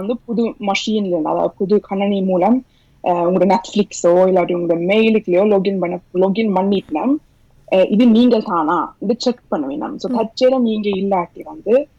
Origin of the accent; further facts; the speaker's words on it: Norway; moved away as an adult; now in Bergen, Norway; நான் பிறந்து வளர்ந்தது எல்லாம் ஸ்டூடெண்ட்ல தான்